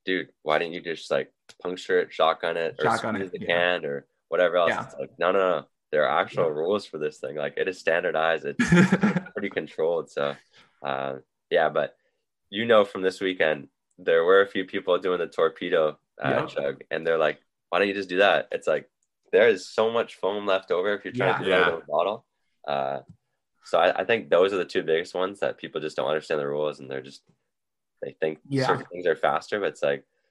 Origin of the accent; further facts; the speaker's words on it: Windsor, Ontario, Canada; also born or lived in Arizona; here in my hometown